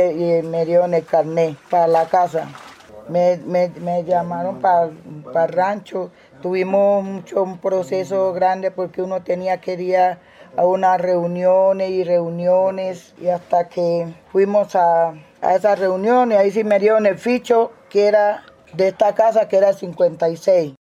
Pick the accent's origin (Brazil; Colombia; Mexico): Colombia; Chocó; moved away as an adult; now in Medellín, Colombia; Yo soy del Chocó, pero me vine y estaba viviendo ahí en, en Moravia, en un ranchito.